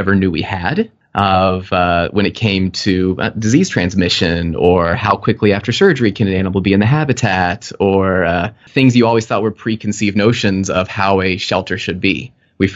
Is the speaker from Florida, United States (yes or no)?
no; Houston, Texas, United States; moved away as an adult; now in Minnesota, United States; I'm actually a Texan